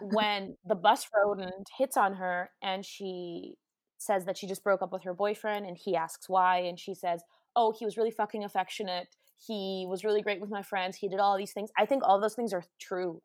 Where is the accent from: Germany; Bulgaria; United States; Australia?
Germany; moved away; from Germany where I'm from